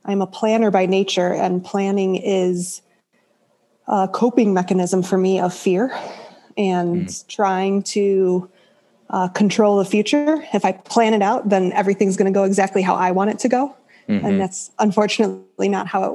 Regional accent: Chicago, Illinois, United States; moved away as an adult; now in Idaho, United States; I'm from Chicago all my life up until recently

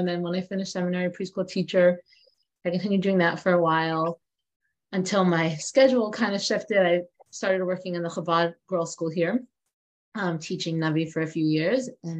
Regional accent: Los Angeles, California, United States; also born or lived in Australia; I was born and raised in California on Shluchas in Brentwood.

